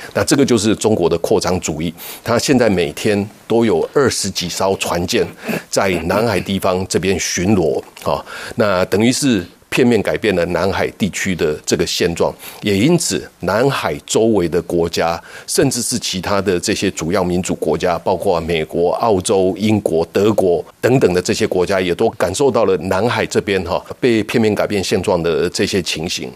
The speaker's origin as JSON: {"language": "Chinese", "country": "Taiwan", "said": "我们台湾人民"}